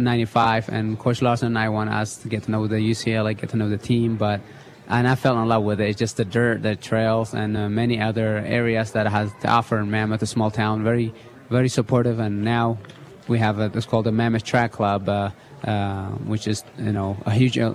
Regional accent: Italy; English is a second language; also born or lived in Eritrea; now in United States; No, I used to play soccer a little bit when I was in Eritrea, but in Italy growing up in Italy, I also played soccer

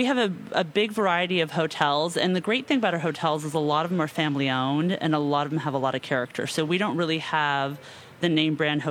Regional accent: Santa Barbara, California, United States; also born or lived in Los Angeles / Spain / Mexico / England; from Santa Barbara.

